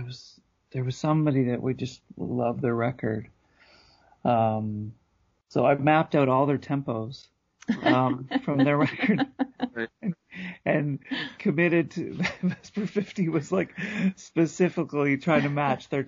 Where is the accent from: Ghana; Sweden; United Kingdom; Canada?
Canada; being a Canadian